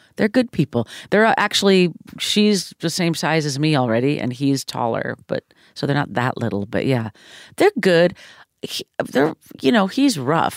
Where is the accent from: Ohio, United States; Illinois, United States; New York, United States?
Illinois, United States; Deerfield; moved away; also born or lived in Highland Park, Illinois / Southern California; I grew up both, um, suburb of Chicago and then Southern California.